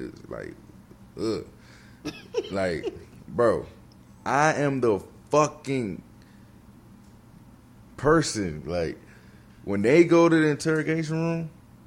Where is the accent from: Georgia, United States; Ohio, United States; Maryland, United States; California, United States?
Maryland, United States; Bowie; I came from Bowie, Maryland